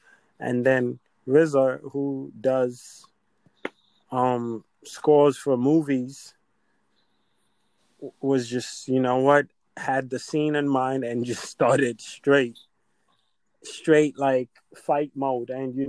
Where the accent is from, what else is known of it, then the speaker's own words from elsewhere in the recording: Nigeria; And obviously, we're Nigerian, so we know the Nigerian clashes that are happening.